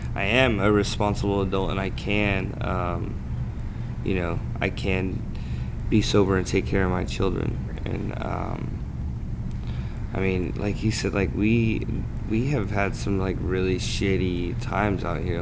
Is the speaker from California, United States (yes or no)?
yes; California, United States; I'm from California, which is like the CrossFit capital